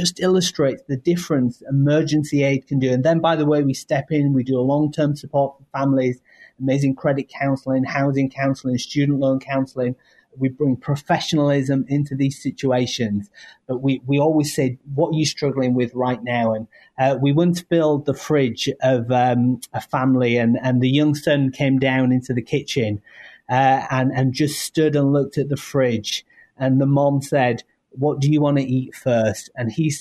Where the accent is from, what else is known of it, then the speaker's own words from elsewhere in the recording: United Kingdom; now in United States; You might hear my accent. Yes, originally from the UK, but now living in this amazing nation